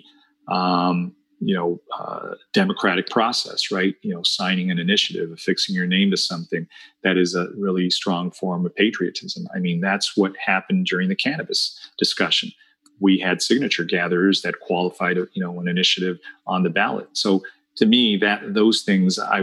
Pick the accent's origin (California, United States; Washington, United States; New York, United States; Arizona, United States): California, United States; Santa Ana; also born or lived in La Paz, Bolivia; I grew up here in Santa Ana with the Red Devil fireworks stands that were all over town